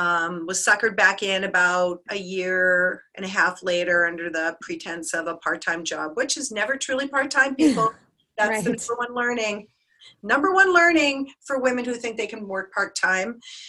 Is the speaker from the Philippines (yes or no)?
no; Canada; My background, first of all, I'm proudly Canadian. I just want to throw that out there. So that's a huge part of my identity.